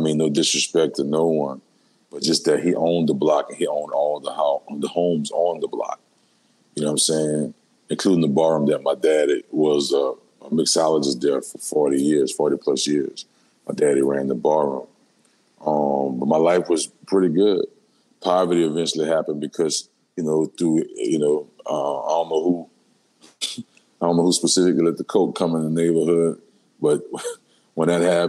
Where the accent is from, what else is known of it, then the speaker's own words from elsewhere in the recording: New Orleans, Louisiana, United States; Born and raised in New Orleans, Louisiana, uptown like a motherfucker. Holly Grove to be exact.